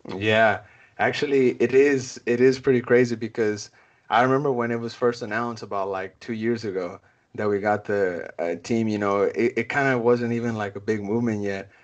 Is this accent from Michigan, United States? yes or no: no; Austin, Texas, United States; I'm born and raised in Austin, you know, I've never called anywhere else home